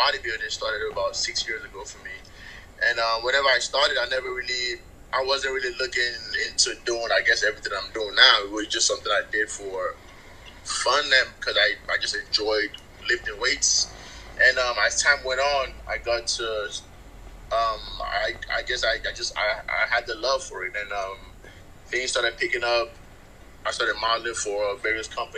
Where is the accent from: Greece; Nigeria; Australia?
Nigeria; also born or lived in England; now in United States; So I was born and raised in Nigeria. I lived in England for a little bit, and then I moved to the States.